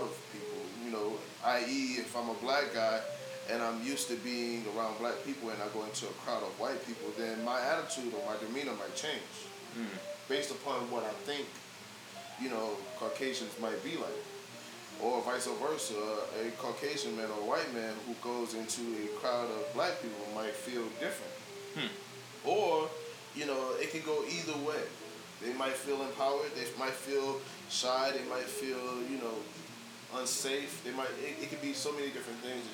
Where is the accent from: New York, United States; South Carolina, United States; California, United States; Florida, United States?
South Carolina, United States; moved away as an adult; now in Los Angeles, United States; growing up in South Carolina, where I went to school